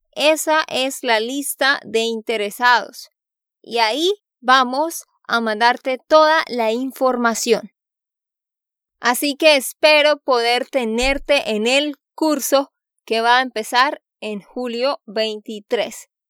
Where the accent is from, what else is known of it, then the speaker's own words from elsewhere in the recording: Santander, Colombia; de Santander, Colombia